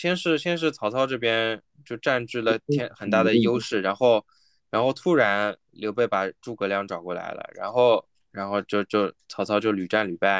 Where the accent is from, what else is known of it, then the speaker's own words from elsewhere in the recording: China; 他像现在这座里面的怪，其实大部分我们我们作为中国人我们都不不认识，对吧？